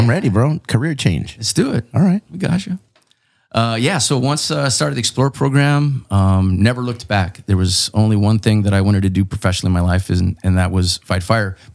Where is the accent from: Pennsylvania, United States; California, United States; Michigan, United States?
California, United States; Chula Vista; I'm from Chula Vista. I was actually born on the 600 block of Chula Vista Street.